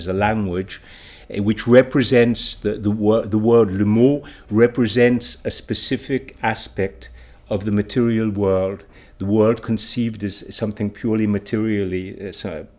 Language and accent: English; United States; moved away; I was born in Barbaria